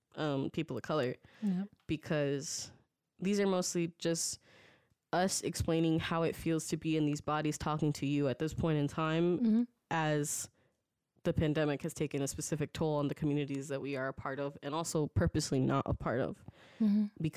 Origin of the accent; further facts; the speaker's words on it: United States; Like, to me, that sounds like the most accurate representation of how I have existed as an American, like 2.5 or 1.5 or 3.5, like whatever it is, you know?